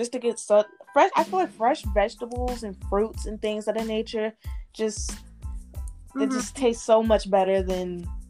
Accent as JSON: {"language": "English", "town": "Chicago", "region": "Illinois", "country": "United States", "tie": "born or raised there", "said": "my hometown, Chicago, Illinois."}